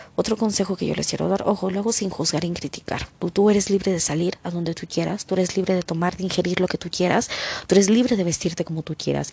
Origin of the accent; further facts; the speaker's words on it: Mexico; yo hablo por México porque es mi país